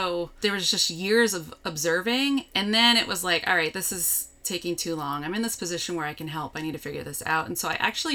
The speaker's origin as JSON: {"language": "English", "area": "East Bay", "region": "California", "country": "United States", "tie": "born or raised there", "also_born_or_lived": "Davis, California", "lives_now": "Santa Rosa, United States", "said": "back to my hometown. My dad still had the big house we grew up in, so there was room for me and my kids, and we could just regroup. So we lived there and figured out our next steps. So I was living in the East Bay."}